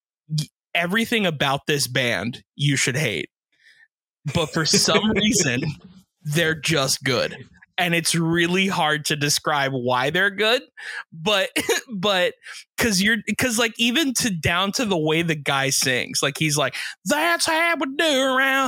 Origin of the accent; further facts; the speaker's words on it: South Florida, United States; being from Florida, or specifically South Florida